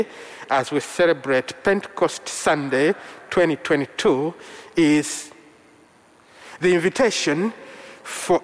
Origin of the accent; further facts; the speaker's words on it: Central Region, Uganda; first language Luganda; English is a second language; My mother tongue is Luganda from central Uganda, spoken by the Baganda people, and I'm one of them